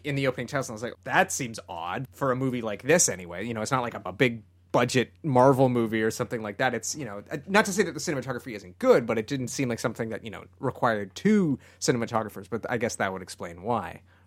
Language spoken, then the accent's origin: English; Canada; growing up in Canada